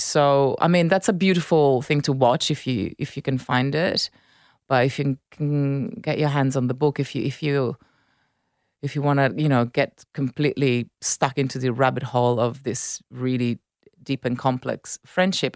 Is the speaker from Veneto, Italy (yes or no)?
no; Milan, Lombardy, Italy; English is a second language; moved away; grew up in Milan. I, I spent time in Naples